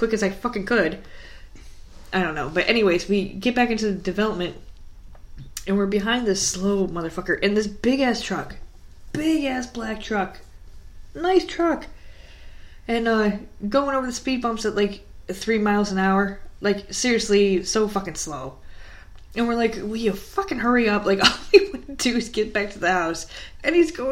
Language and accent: English; the North, United States; moved away; We were raised in the North